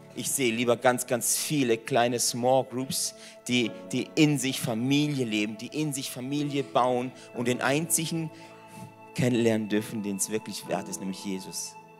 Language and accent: German; Mönchweiler, Baden-Württemberg, Germany; moved away as an adult; now in Singen, Germany; ich komme aus Mönchweiler. Da gibt es mehr Kühe wie Menschen.